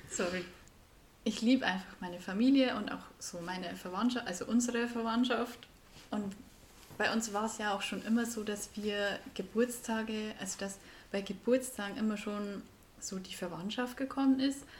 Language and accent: German; Bavaria, Germany; accent: Bavarian; Wir kommen beide aus Bayern, sprechen Bayern